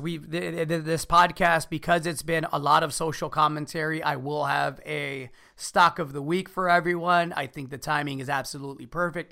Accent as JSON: {"language": "English", "country": "United States", "said": "as an American, right? Son of Mexican immigrants."}